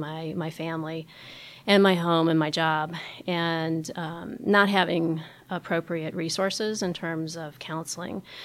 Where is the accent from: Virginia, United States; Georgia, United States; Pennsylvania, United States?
Virginia, United States; Richmond; moved away as an adult; also born or lived in Baltimore; My experience of homelessness happened when I was a young adult in my hometown of Richmond, Virginia